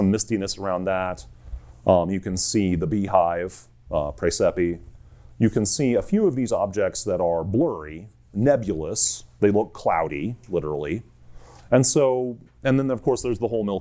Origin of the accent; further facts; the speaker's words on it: United States; I'm an American geologist